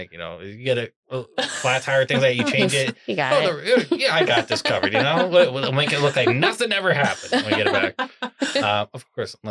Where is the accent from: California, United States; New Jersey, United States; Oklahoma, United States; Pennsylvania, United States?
Pennsylvania, United States; I'm from Pennsylvania